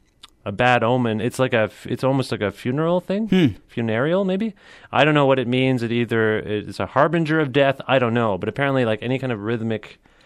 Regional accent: Cambridge, Ontario, Canada; We were born and raised in Cambridge, Ontario, which is about a half hour outside of Guelph.

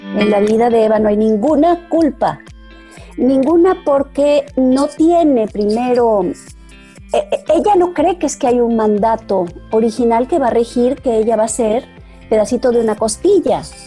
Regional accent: Mexico; tuve la suerte en los 70 de, de volverme jovencita, de, de, entrar a mi adolescencia, cuando en México despertaba y tomaba cancha la segunda ola de feminismo

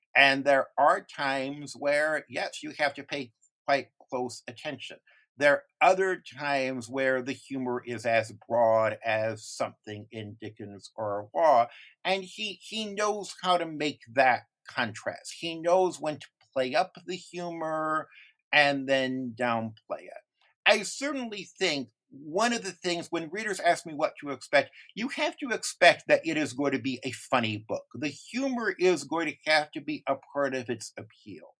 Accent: United States; as an American reader

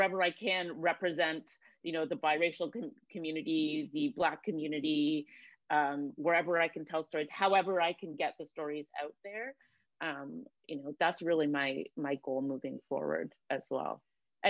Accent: Cambridge, Ontario, Canada; moved away as an adult; also born or lived in Toronto / London, England; I grew up in Cambridge, Ontario

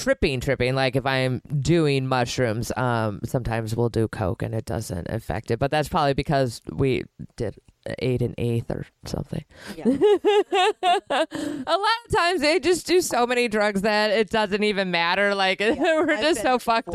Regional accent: Milwaukee, Wisconsin, United States; also born or lived in Florida / California; now in New York, United States; I'm from Milwaukee.

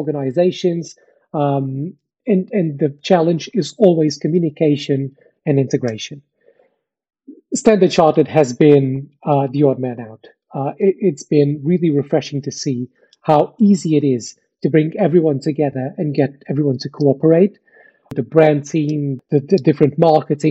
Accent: Portugal; moved away as an adult; now in United Kingdom; I wasn't born in the UK. I was born in Portugal. I moved to the UK 10 years ago

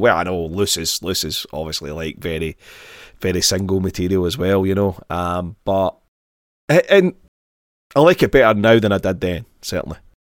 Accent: Glasgow, Scotland, United Kingdom; grew up in Glasgow, I grew up in Govan

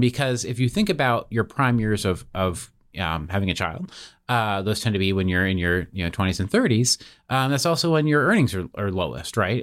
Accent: Seattle, Washington, United States; moved away as an adult; I, I grew up in Seattle, Washington

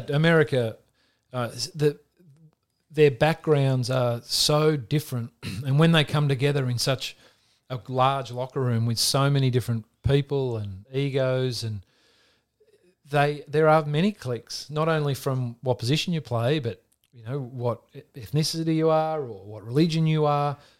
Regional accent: Australia; growing up in Australia, wanting to play A F L footy

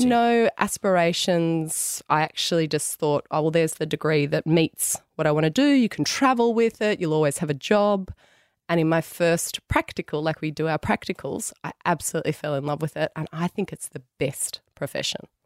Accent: Tamworth, New South Wales, Australia; also born or lived in Sydney; I grew up in Tamworth went away to Sydney. Never thought I'd go back to Tamworth

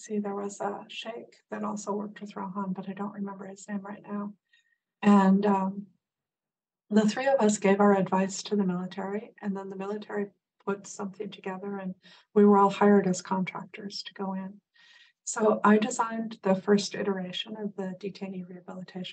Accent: Midwest, United States; moved away; I grew up in the Midwest

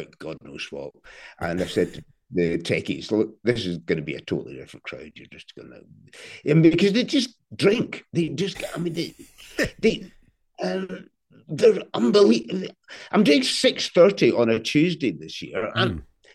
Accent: Glasgow, Scotland, United Kingdom; I'm already 62 and I'm from Glasgow

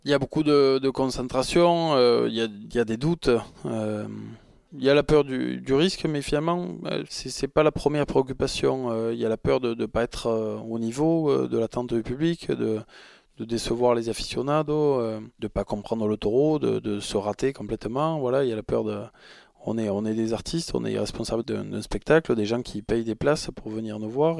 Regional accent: Arles, Provence-Alpes-Côte d'Azur, France; Je suis arlésien, je vais, avoir 37 ans euh, bientôt et c'est vrai que j'ai passé euh, mon enfance euh, au Mas de la Chassagne, en Camargue

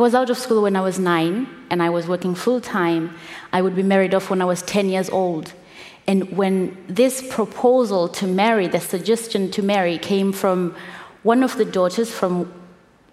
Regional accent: Zimbabwe; coming from where I come from Zimbabwe, with the background that I have of growing up in Zimbabwe

